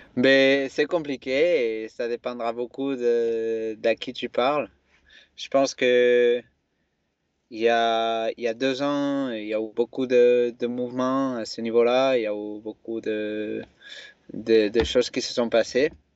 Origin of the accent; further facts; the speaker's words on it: a village near Barcelona, Catalonia, Spain; French is a second language; moved away as an adult; also born or lived in Font-Romeu, France; now in France; je suis né en Espagne, euh, en euh, dans un village proche de Barcelone